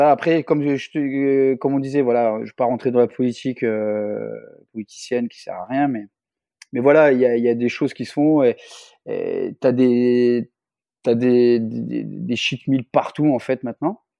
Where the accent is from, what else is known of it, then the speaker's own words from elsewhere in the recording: Réunion; chez nous, à La Réunion